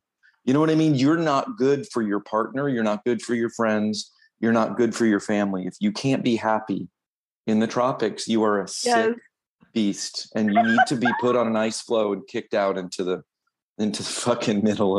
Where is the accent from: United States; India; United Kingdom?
United States; Florida; I'm from Florida